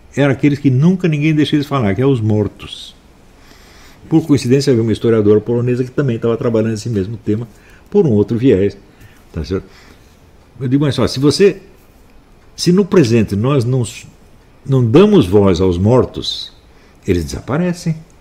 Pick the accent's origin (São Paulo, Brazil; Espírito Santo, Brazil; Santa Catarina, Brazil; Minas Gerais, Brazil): São Paulo, Brazil; also born or lived in Campinas; minha cidade onde eu fui criado, São Paulo. Hum? Eu nasci em Campinas, fui criado em São Paulo